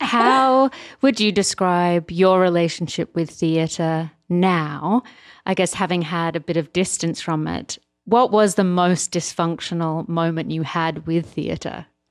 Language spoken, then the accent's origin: English; Australia; now in United States; as an Australian